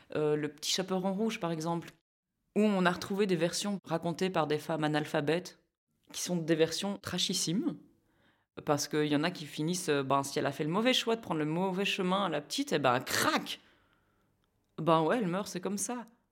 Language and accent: French; Philippeville, Wallonia, Belgium; j'ai grandi euh, à, à, Philippeville